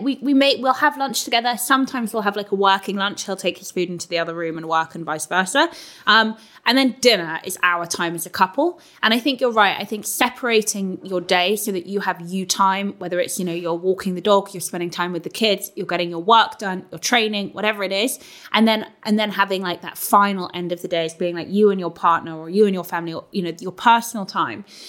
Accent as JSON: {"language": "English", "region": "London", "country": "United Kingdom", "moved": "as an adult", "lives_now": "Northampton, United Kingdom", "said": "I'm a Londoner, and like I live now in Northampton with James"}